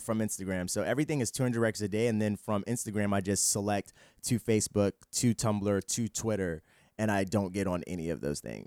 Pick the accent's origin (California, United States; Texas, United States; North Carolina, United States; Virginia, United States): Virginia, United States; Fredericksburg; moved away as an adult; also born or lived in Harlem, New York / Orlando, Florida; we moved to Fredericksburg, Virginia is where I, like, grew up